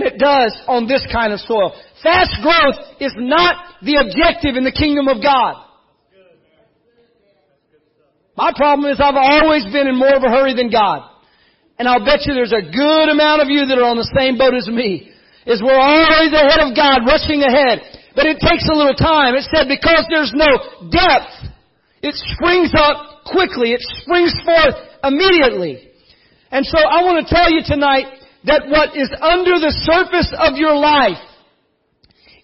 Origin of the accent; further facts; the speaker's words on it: South Texas, United States; I grew up in South Texas